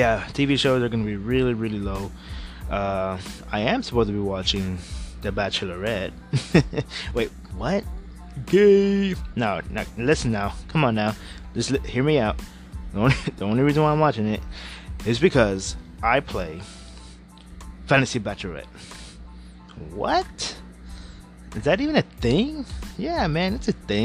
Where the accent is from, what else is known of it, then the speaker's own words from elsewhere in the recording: Houston, Texas, United States; I am from H-Town. I am from Houston, Texas